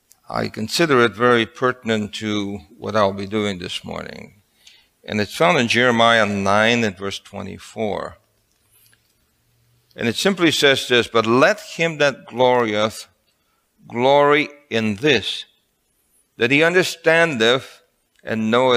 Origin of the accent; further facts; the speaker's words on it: Brooklyn, New York, United States; also born or lived in El Fanguito, Puerto Rico; So I was born in El Fanguito, and then from there, my mother and father-in-law decided to transfer us to another island of New York.